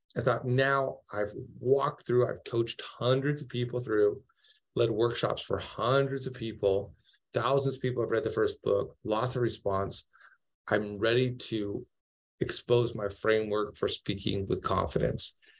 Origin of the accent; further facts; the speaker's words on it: Seattle, Washington, United States; moved away as an adult; now in Fairhope, United States; I'm actually from Seattle, but we have we have moved down towards the beach in Fairhope, Alabama.